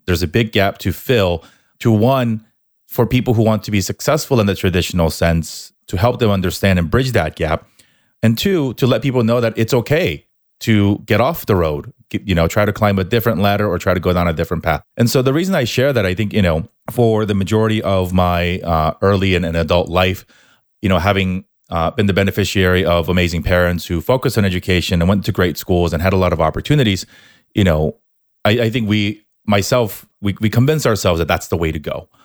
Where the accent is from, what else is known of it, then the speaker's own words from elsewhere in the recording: Southern California, United States; also born or lived in Korea / New York; I was born in Korea, moved, moved to the States when I was eight, spent a little bit of time here in Southern California, then off to New York back here for college